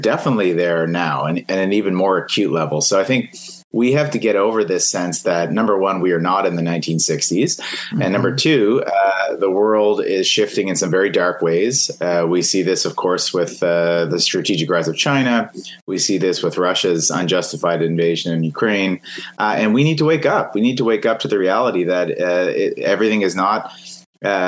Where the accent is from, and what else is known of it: Canada